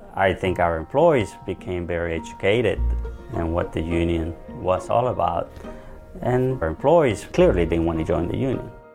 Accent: El Salvador; now in United States; I was born in El Salvador in a very rural area. I was about nine years old. The whole region became pretty much a war zone.

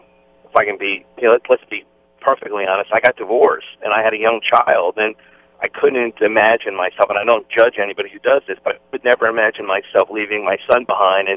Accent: New Jersey, United States; I grew up in New Jersey

